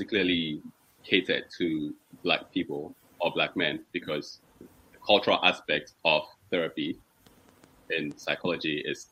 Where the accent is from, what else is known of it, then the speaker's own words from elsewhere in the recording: Ghana; moved away as an adult; now in Netherlands; I'm Ghanaian, so from Ghana. I'm currently based in the Netherlands.